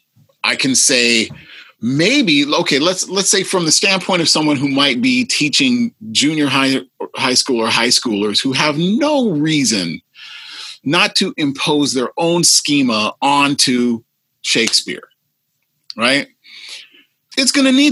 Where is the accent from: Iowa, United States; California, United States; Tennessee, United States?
Iowa, United States; the Midwest; I grew up in the Midwest.